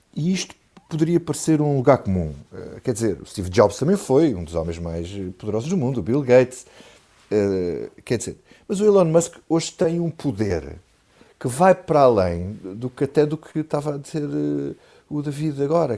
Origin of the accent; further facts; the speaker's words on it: Grândola, Alentejo, Portugal; eu sou de Grândola